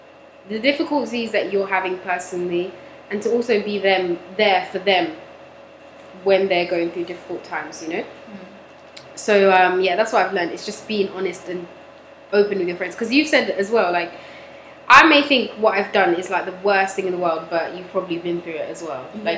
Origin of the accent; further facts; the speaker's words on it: Toronto, Ontario, Canada; I am from Toronto.